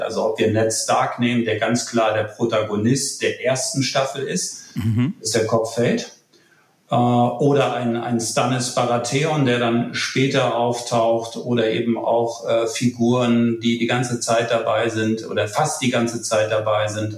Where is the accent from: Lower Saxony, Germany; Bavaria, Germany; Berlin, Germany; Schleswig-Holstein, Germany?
Schleswig-Holstein, Germany; Kiel; accent: Nordlicht; wie man unschwer hört, ein Nordlicht, gebürtig in Kiel